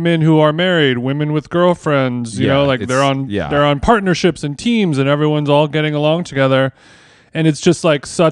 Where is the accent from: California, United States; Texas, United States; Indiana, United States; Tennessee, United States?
California, United States; Huntington Beach; I grew up in Huntington Beach. It's my whole fucking life